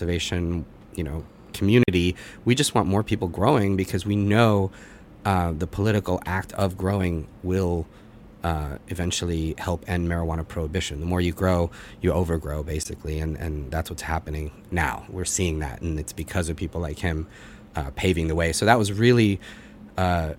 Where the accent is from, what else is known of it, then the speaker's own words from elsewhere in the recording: Boston, Massachusetts, United States; moved away as an adult; now in New York, United States; I grew up in the Boston area